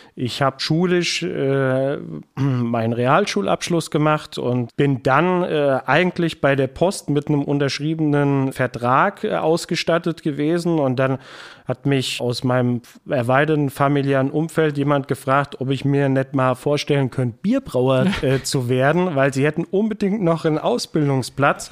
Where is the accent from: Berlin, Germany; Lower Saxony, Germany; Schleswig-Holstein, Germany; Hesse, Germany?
Hesse, Germany; Bad Soden-Salmünster; also born or lived in Bad Endbach; in meiner Heimatstadt Kurdirektor zu werden